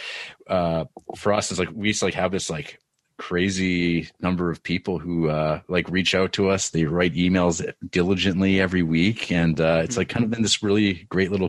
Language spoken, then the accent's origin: English; Canada